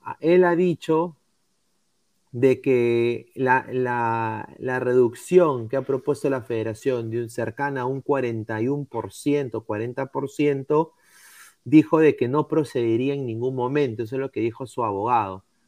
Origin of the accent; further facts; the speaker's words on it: Peru; me lo dio como peruano